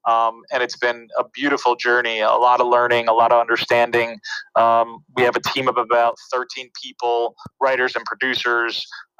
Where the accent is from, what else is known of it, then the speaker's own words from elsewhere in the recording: New York City, New York, United States; also born or lived in Los Angeles / New Jersey; I was born in New York City, and you know, my parents would go to work every day, and I was raised by my grandma, you know, during the day as a child. So she lived on St. Mark's Place since the 50s.